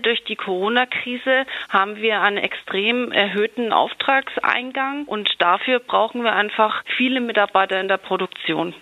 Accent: Bavaria, Germany; bei uns in Bayern

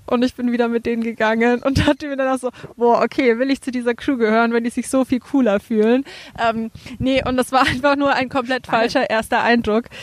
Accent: Franconia, Bavaria, Germany; accent: Franconian; moved away as an adult; also born or lived in Würzburg; now in Berlin, Germany; Man hört es ja an meinem Dialekt so ein bisschen. Ich komme auch aus Franken

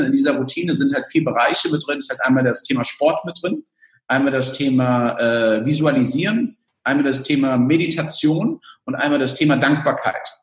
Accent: El Salvador; also born or lived in Germany; Ich komme aus El Salvador

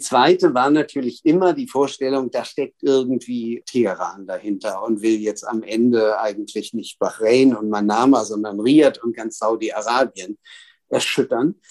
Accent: Berlin, Germany; also born or lived in Cairo, Egypt

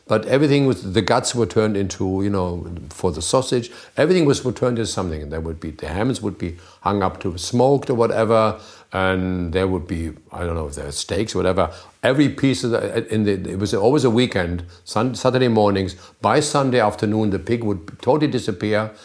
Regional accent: Germany; childhood was in a little town which is almost a country

